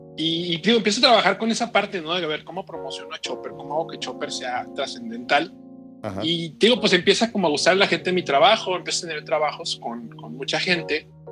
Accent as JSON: {"language": "Spanish", "town": "Culiacán", "region": "Sinaloa", "country": "Mexico", "tie": "born or raised there", "said": "nací en Culiacán, Sinaloa"}